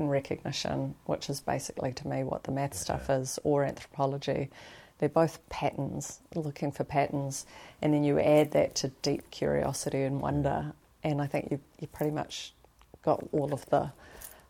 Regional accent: Wellington, New Zealand; I grew up over in Northland, you know, in Wellington

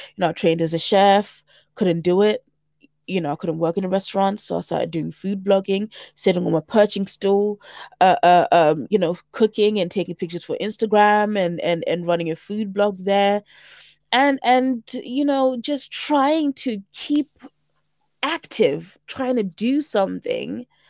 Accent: St Albans, East of England, United Kingdom; also born or lived in Zimbabwe / South Africa; I am twenty-nine and I'm from Saint Albans. I am a proud African woman by way of Zimbabwe with South African heritage

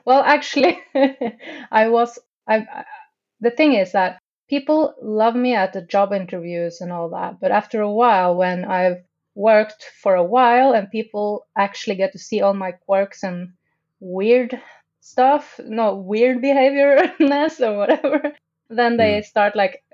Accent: Tromsø, Troms, Norway; also born or lived in London, United Kingdom; now in Oslo, Norway; I'm from Tromsø, and that is the Arctic, actually

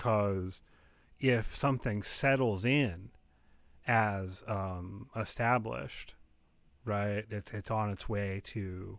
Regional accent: United States; I'm an American.

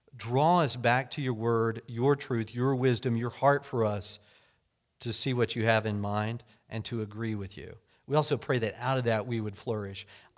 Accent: Hominy, Oklahoma, United States; when I was growing up in Oklahoma, the little town that I lived in grade school is Hominy.

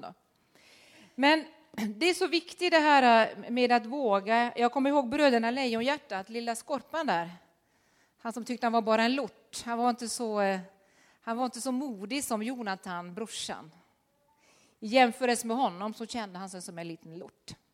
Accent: Norway; moved away; Jag var den sista i Norge som gick på realskolan

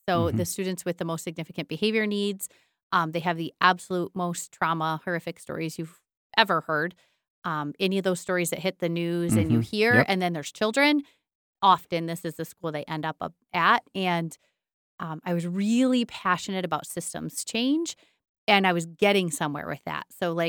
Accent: Buckley, Michigan, United States; But the changeover wasn't obvious to me that coming back to Buckley just because I'm from Buckley meant that I was the right person.

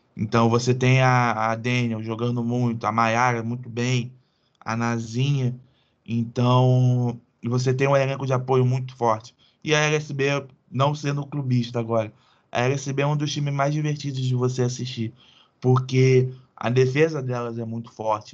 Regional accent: Mesquita, Rio de Janeiro, Brazil; eu sou de Mesquita

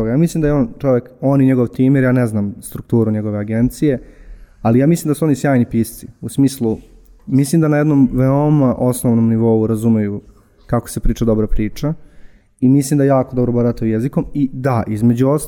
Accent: Užice, Zlatibor District, Serbia; moved away; Ja sam odrastao u Užicu

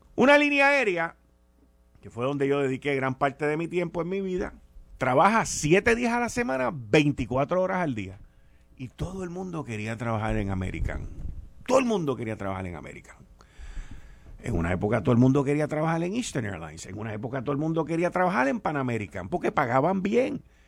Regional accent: Puerto Rico; como puertorriqueño

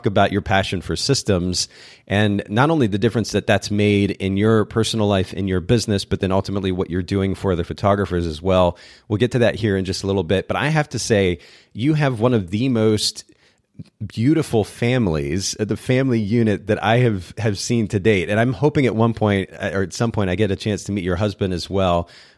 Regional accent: Japan; I grew up in Japan myself, and I was there from about the age of 2. And so learning Japanese just came naturally.

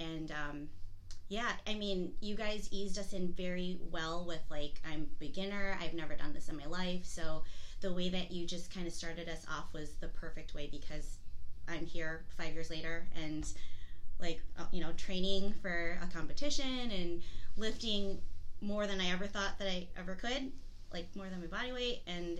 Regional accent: Midwest, United States; I came here from the Midwest, and I was mostly like a cardio girl, running along the lake and just doing more cardio stuff.

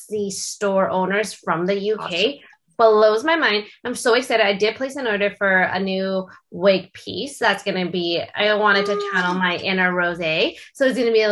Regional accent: Canada; Being Canadian, I do know what this scene is like in Canada

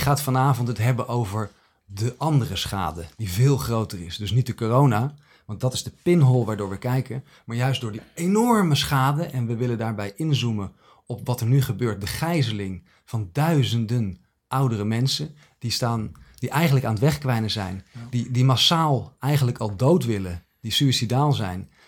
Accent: Netherlands

